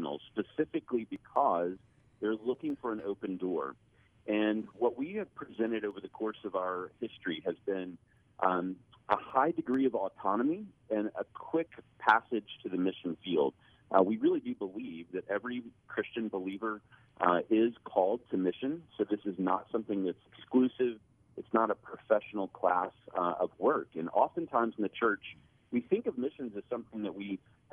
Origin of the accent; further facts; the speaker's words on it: Birmingham, Alabama, United States; I grew up in Birmingham, Alabama